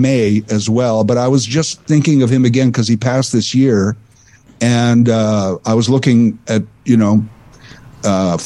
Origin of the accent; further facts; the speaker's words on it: Saskatchewan, Canada; similarly growing up in Saskatchewan, I was more in the mid province